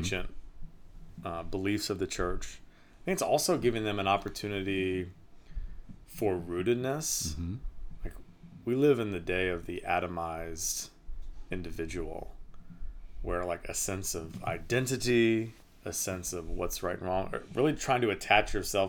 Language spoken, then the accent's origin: English; Virginia, United States; It's very different than growing up in Virginia.